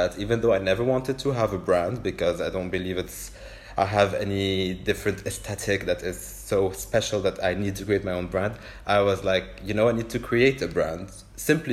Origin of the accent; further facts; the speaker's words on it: Beirut, Beirut Governorate, Lebanon; half French and half Lebanese, but I grew up here in Beirut